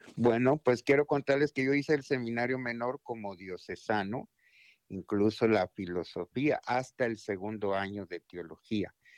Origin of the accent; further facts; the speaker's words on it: Guatemala City, Guatemala Department, Guatemala; moved away as an adult; also born or lived in Maryland / Washington, D.C. / Mississippi; now in United States; en Guatemala, en la ciudad de Guatemala, donde yo nací